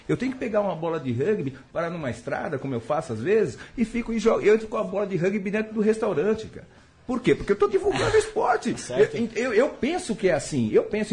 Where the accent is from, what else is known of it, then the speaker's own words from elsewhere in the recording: Santo André, São Paulo, Brazil; also born or lived in Feira de Santana, Bahia; eu sou daqui, eu sou de Santo André, moro aqui, mas tenho, moro na Bahia, que também, que tenho residência na, em Feira de Santana.